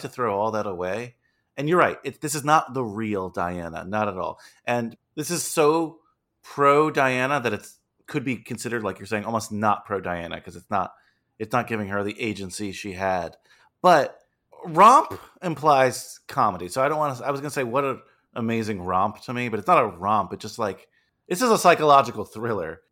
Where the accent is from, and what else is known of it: United States